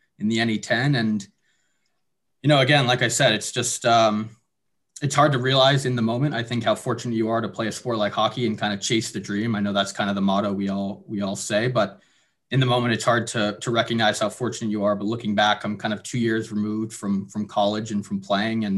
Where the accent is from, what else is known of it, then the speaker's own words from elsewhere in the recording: Madison, New Jersey, United States; I'm originally from New Jersey, Madison, New Jersey, which is in Morris County, kind of up north there